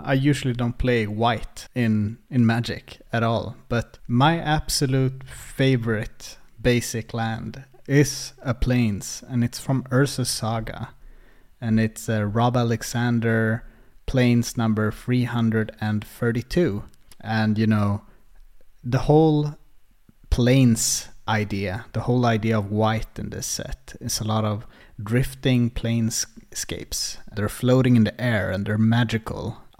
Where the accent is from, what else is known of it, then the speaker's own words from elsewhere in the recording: Uppsala, Uppsala County, Sweden; English is a second language; I get kind of nostalgic for where I grew up in Uppsala. It's called Årsta